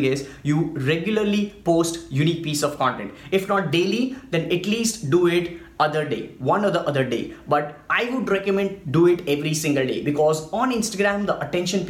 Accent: India; I'm from India

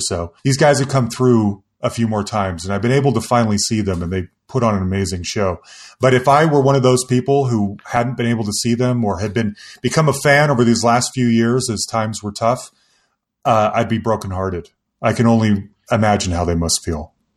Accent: Salt Lake City, Utah, United States; moved away as an adult; now in Denver, United States; I grew up in Salt Lake City

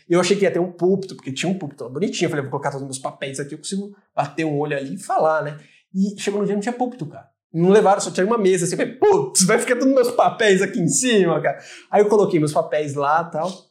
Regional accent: Rio Grande da Serra, São Paulo, Brazil; moved away as an adult; now in Ireland; Eu sou de Rio Grande da Serra, uma pequenina

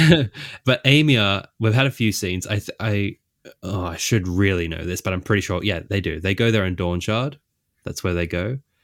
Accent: Australia; I'm Australian

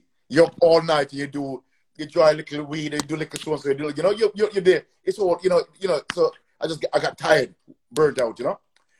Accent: Gloucester, South West England, United Kingdom; You know, I come from Gloucester, you know. We still have to fight our way because at the end of the day, we still were the minority there as blacks.

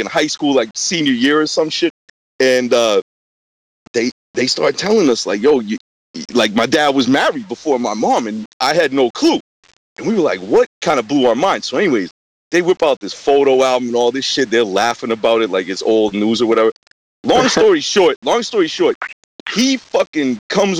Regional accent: suburb of Boston, Massachusetts, United States; also born or lived in New York; I was born in a suburb about 10 minutes outside of Boston, Massachusetts.

